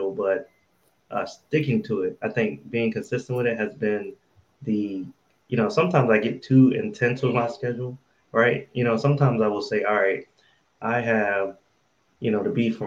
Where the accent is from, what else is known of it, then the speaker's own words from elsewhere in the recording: Wilson, North Carolina, United States; I was raised in Wilson, North Carolina.